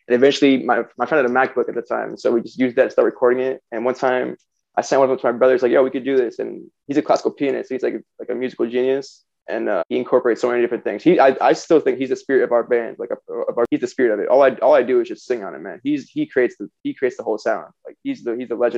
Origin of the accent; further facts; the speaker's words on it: Florida, United States; also born or lived in Chicago, Illinois; I'm originally from Chicago. I moved to, I guess my family moved to Florida when I was 4, so I consider myself a Florida boy